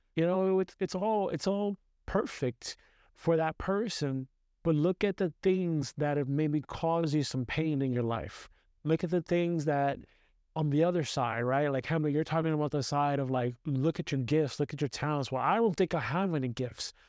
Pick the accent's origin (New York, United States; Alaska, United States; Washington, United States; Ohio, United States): New York, United States; New York City; growing up in Brooklyn